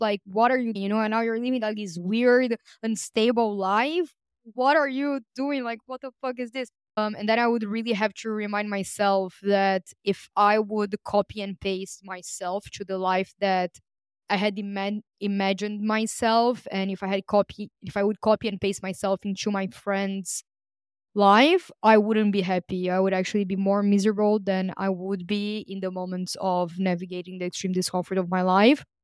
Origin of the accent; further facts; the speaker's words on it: Brazil; English is a second language; moved away; also born or lived in Greece; I was born in Brazil